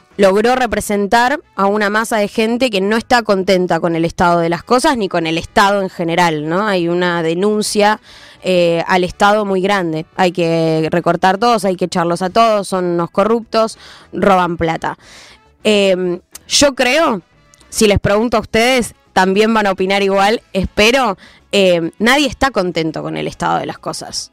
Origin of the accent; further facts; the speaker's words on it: Argentina; nosotros como argentinos estamos muy acostumbrados